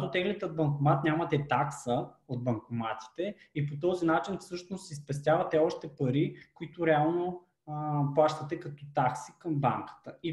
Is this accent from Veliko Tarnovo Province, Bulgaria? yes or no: no; Gabrovo Province, Bulgaria; като един габровец